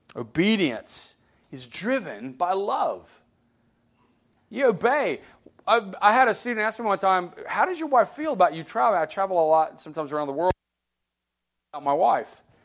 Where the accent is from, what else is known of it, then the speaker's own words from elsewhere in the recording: Alabama, United States; I grew up in Alabama.